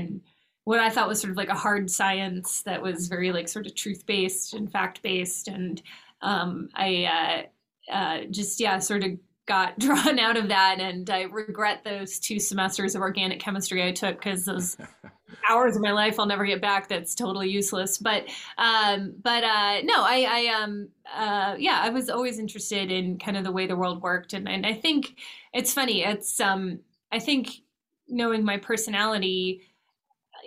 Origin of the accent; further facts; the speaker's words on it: Los Angeles, California, United States; moved away as an adult; now in Washington, D.C., United States; I was born and raised in California, and then I came out to Washington, D.C. to go to college